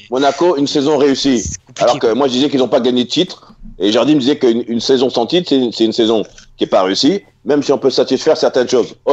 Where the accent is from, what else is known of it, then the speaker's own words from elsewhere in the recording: Mali; ouais, je suis malien, hein. franco-malien, sénégalais.